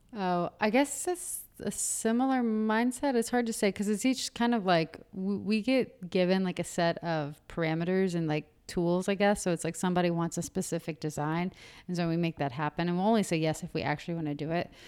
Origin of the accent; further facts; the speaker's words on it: Marietta, Georgia, United States; moved away as an adult; also born or lived in Athens, Georgia; now in Atlanta, United States; I'm from Marietta, I'm from the burbs.